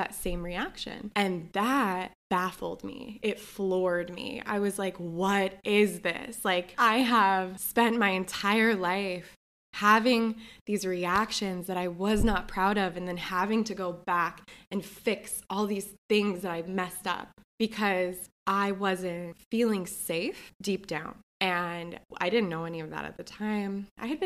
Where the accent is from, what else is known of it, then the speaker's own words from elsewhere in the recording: New Jersey, United States; now in New York, United States; I grew up in New Jersey.